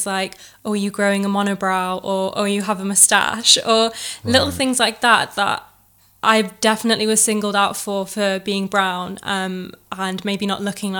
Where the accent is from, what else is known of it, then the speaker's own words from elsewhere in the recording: England, United Kingdom; I think it's difficult, especially as a third generation immigrant, because your parents have been born over here. So you have grown up in a very like Western way.